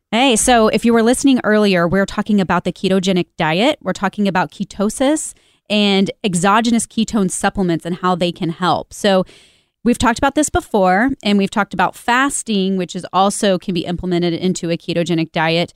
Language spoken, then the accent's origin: English; Kansas City, United States; Kansas City is my hometown